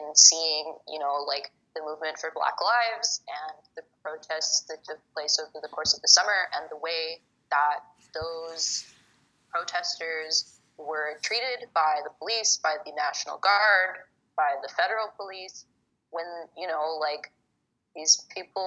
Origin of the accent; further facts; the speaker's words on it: Egypt; I'm from Egypt